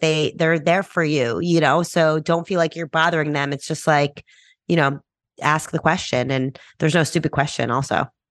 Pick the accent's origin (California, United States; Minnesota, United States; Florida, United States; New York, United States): New York, United States; I'm from New York, you know, I'm very blunt, straightforward, fast-talking New Yorker.